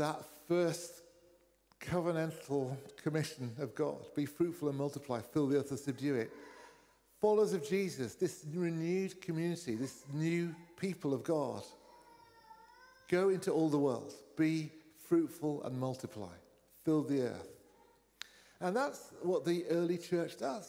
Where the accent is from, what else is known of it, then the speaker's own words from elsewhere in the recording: North Cornwall, South West England, United Kingdom; now in Bristol, United Kingdom; I grew up in North Cornwall, there were three Methodist churches